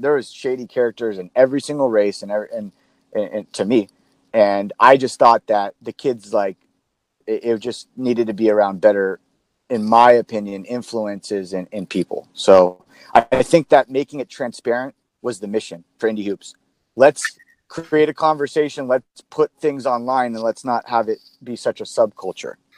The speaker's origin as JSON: {"language": "English", "town": "San Diego", "region": "California", "country": "United States", "tie": "born or raised there", "said": "Born and raised in San Diego"}